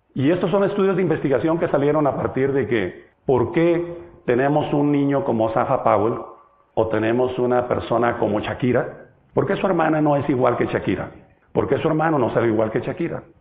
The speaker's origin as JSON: {"language": "Spanish", "country": "Mexico", "said": "Yo vengo de México, del país grande que está pegado a Estados Unidos, muy al norte"}